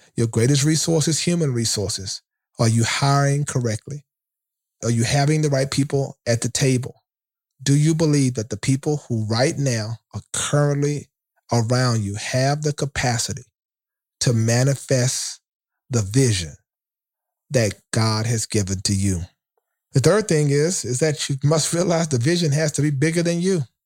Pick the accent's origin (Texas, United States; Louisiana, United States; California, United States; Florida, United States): Louisiana, United States; Shreveport; my hometown of Shreveport, Louisiana